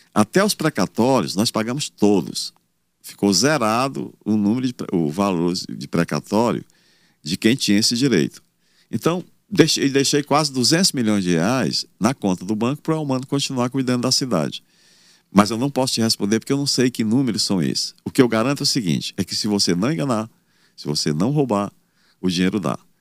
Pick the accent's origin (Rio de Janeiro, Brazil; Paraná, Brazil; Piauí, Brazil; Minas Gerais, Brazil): Piauí, Brazil; Campo Maior; now in Teresina, Brazil; Eu trabalho desde os 10 anos de idade, eu vendia leite no mercado lá em Campo Maior.